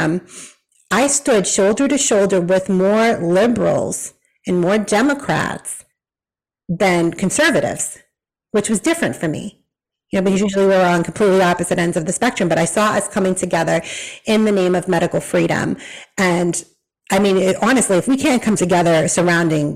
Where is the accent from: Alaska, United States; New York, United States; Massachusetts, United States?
Massachusetts, United States; moved away as an adult; now in Tennessee, United States; I grew up in Massachusetts